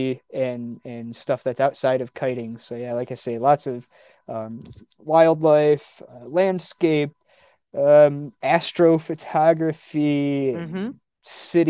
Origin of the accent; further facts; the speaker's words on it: Detroit, Michigan, United States; I'm from the Motor City